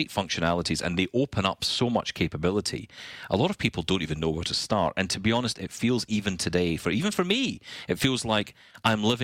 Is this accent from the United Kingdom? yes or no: yes; Scotland, United Kingdom; I'm Scottish